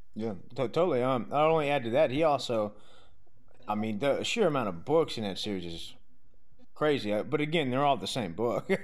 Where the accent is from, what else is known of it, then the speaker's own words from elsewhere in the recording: Southern Louisiana, United States; I'm from Southern Louisiana